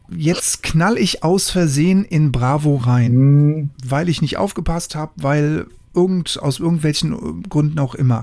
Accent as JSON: {"language": "German", "country": "Germany", "said": "Bei uns in Deutschland"}